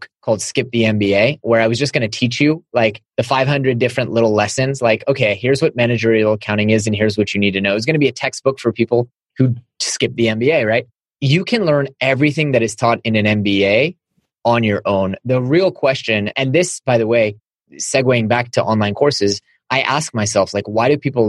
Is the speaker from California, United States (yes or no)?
yes; Silicon Valley, California, United States; growing up in Silicon Valley